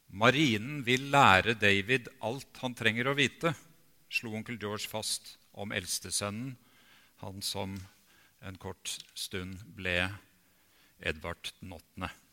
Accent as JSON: {"language": "Norwegian", "town": "Bjerkvik", "region": "Nordland", "country": "Norway", "tie": "born or raised there", "moved": "yes", "said": "jeg hadde fire år av barndommen i Bjerkvik"}